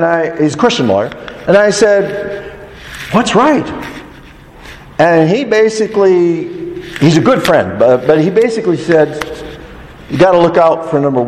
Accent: United States; Us Americans

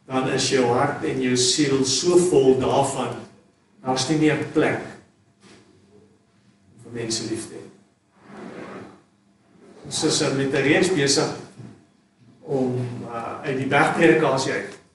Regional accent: South Africa; maar as Suid-Afrikaners is ons ongelooflik

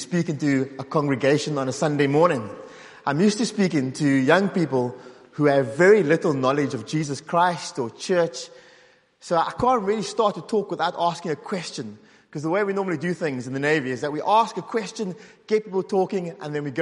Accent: South Africa; moved away as an adult; now in Northern Ireland, United Kingdom; I grew up in South Africa

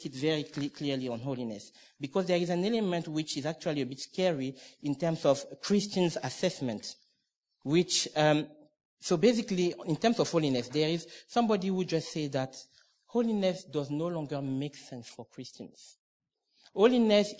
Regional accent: Cameroon; moved away; I'm originally from Cameroon

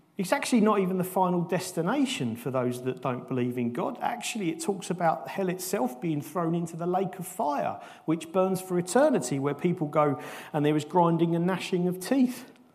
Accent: United Kingdom; as British people, we're not used to that kind of passion

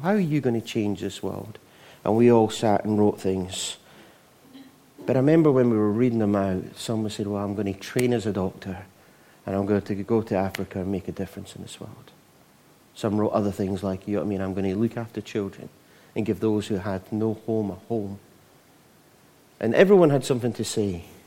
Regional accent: Scotland, United Kingdom; not as Scottish as, as me

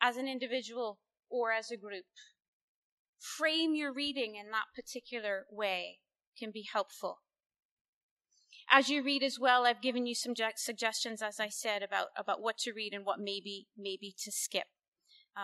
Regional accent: United States; as an American

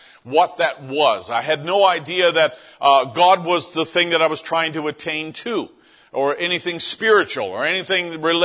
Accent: St. John's, Newfoundland and Labrador, Canada; moved away; this is the town where I grew up in St. John's, Newfoundland, and this is on the very, very east coast of North America

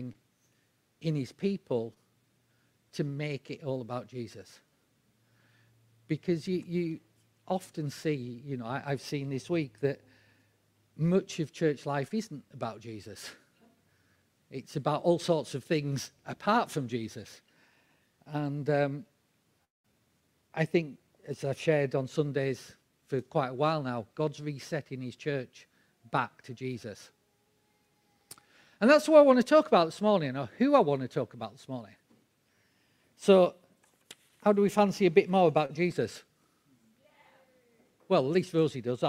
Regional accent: England, United Kingdom; We're English

